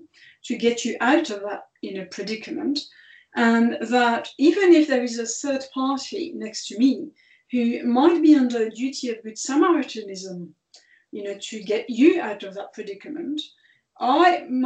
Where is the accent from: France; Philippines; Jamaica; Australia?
France; moved away; France's, which is my home country